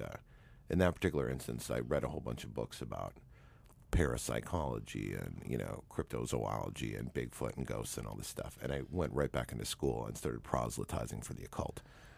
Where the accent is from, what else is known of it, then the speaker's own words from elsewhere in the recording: Canada; No, actually, my parents were not Catholic. In Canada, there's a two-tier school system. There's English secular and French Catholic.